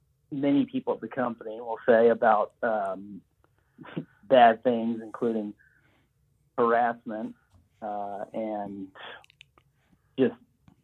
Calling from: Los Angeles, California, United States; I'm calling from Los Angeles.

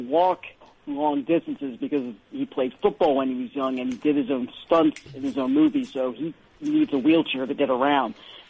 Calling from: Philadelphia, Pennsylvania, United States

